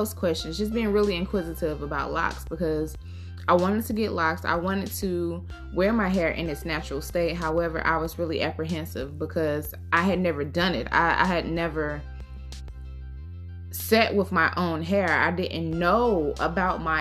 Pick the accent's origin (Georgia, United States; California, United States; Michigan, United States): Georgia, United States; I grew up in the South. I grew up in Georgia.